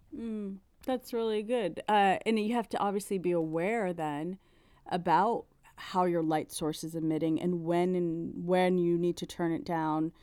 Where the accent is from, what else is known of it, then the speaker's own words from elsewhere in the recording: South Florida, United States; we grew up in South Florida